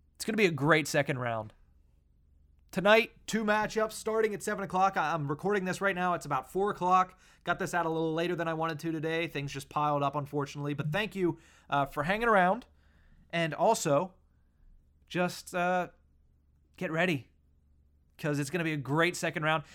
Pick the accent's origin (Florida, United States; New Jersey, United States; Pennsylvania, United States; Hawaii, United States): Pennsylvania, United States; Western; growing up in Western Pennsylvania